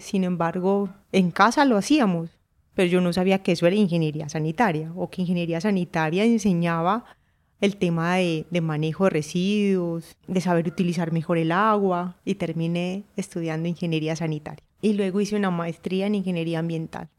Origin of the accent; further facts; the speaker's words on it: Urrao, Antioquia, Colombia; Nací en Urrao, Antioquia, Colombia